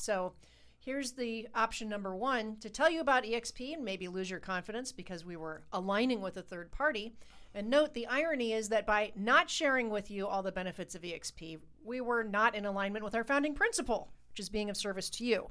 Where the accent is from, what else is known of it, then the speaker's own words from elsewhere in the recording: Ohio, United States; We're from Ohio